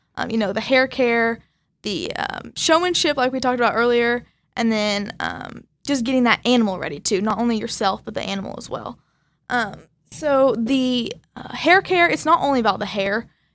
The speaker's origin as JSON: {"language": "English", "town": "Arcadia", "region": "Oklahoma", "country": "United States", "said": "I'm from Arcadia, Oklahoma."}